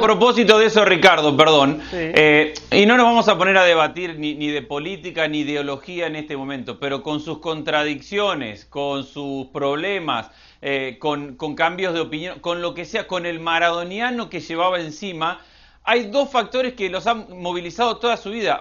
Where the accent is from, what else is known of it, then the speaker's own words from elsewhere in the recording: Argentina; De Argentina